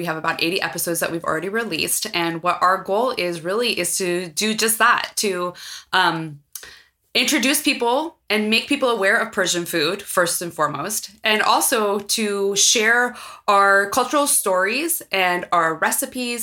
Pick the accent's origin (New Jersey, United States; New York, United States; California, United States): California, United States; San Francisco; I was born here in San Francisco